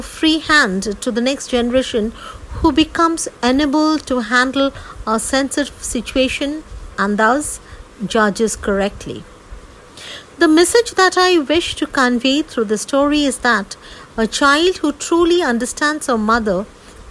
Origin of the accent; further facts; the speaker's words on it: India; I hail from India.